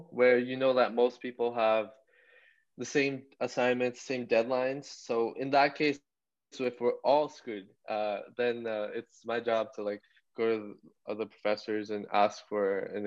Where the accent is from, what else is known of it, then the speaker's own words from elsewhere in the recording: Brampton, Ontario, Canada; growing up in Brampton, I went to Turner Fenton